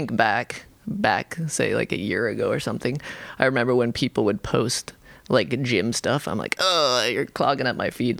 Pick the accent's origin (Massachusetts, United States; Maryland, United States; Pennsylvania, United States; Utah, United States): Utah, United States; Salt Lake City; now in Washington, United States; I grew up in Salt Lake City